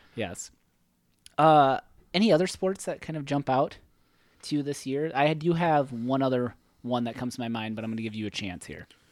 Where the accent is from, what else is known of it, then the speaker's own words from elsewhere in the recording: Hayward, United States; my hometown, Hayward